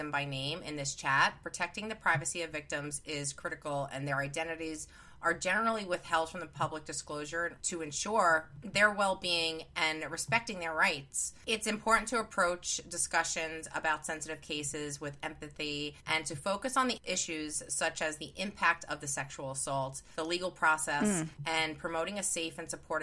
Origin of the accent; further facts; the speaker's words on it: New York, United States; accent: New York; It's my New York accent.